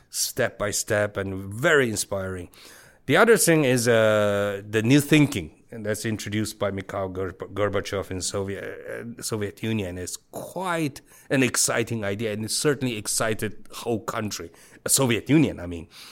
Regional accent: Beijing, China; moved away as an adult; now in Taiwan; I was born and raised in Beijing

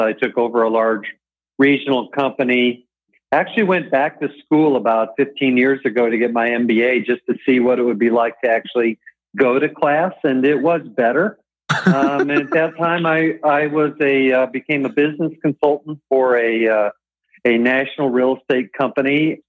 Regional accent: Champaign, Illinois, United States; I grew up in Champaign, Illinois, home of the Fighting Illini

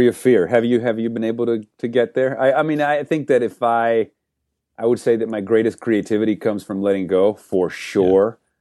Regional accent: Venezuela; moved away; I grew up in Venezuela

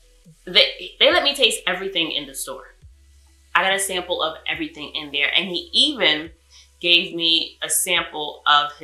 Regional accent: New York, United States; I'm from New York

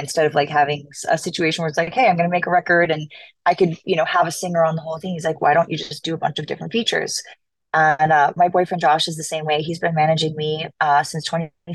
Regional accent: Los Angeles, California, United States; I like where I'm from, which is Los Angeles. So when my hometown got our team back

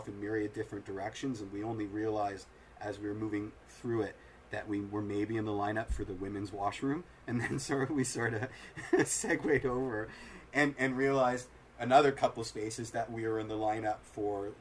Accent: Toronto, Ontario, Canada; we're from Toronto

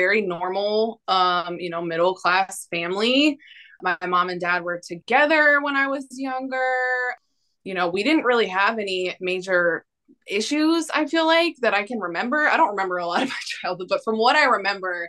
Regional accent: New York, United States; I'm from New York.

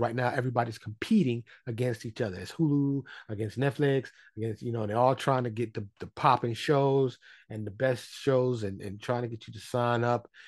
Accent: New York City, New York, United States; moved away as an adult; now in Dallas, United States; I am born and raised in New York City. I live in Dallas, Texas

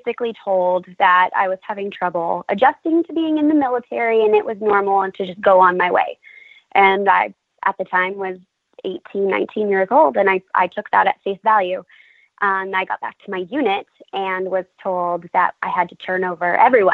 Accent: California, United States; now in San Antonio, United States; I grew up in California, so I was raised with cannabis as medicine

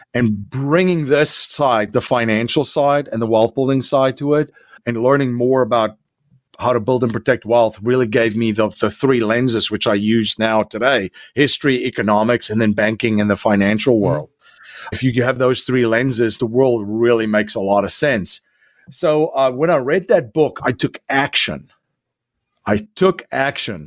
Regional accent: South Africa; moved away as an adult; now in United States; I'm originally from South Africa. So I came here in 2001

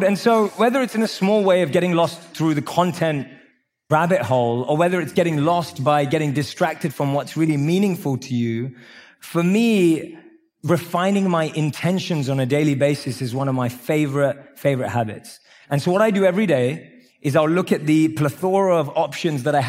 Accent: London, United Kingdom; I grew up in London.

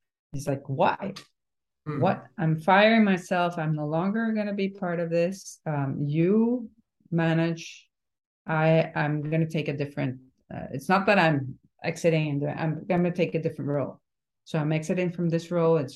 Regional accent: Venezuela; born or raised there; now in Miami, United States

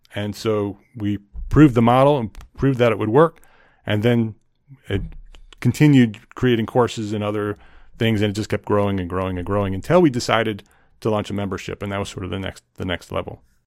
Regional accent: New Jersey, United States; moved away as an adult; also born or lived in Westchester County, New York; now in North Carolina, United States; I grew up in New Jersey

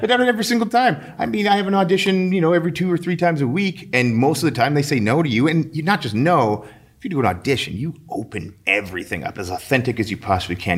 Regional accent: St. Albert, Alberta, Canada; I grew up in Saint Albert

